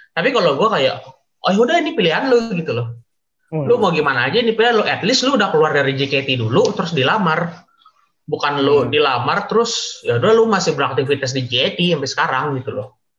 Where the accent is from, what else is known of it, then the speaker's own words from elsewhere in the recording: Jakarta, Indonesia; also born or lived in Kalimantan; gue gue asli Jakarta cuma ada kan ada keluarga di Kalimantan jadi gue bolak balik